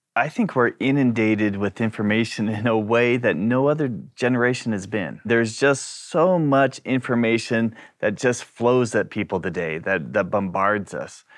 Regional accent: New Zealand; now in Brisbane, Australia; I was born and raised in New Zealand, but now I live in Brisbane

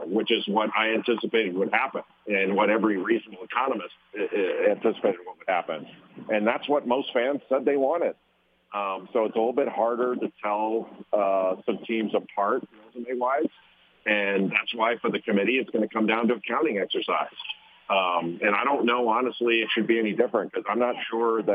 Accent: Los Angeles, California, United States; I grew up in Los Angeles

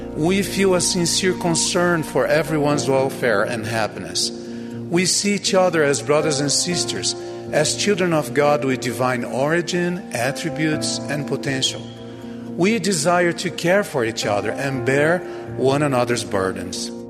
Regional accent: Brazil; My home country of Brazil

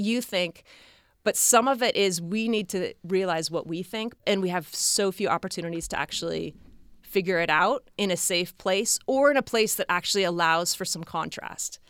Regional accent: near San Francisco, California, United States; I grew up in near San Francisco

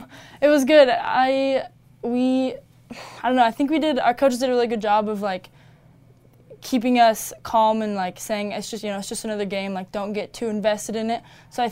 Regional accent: California, United States; Growing up in Southern California, you know, you're by USC, UCLA, all the California schools

